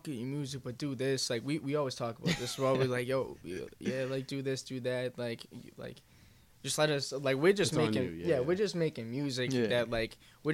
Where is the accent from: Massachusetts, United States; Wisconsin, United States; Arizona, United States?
Massachusetts, United States; Medford; I'm from Medford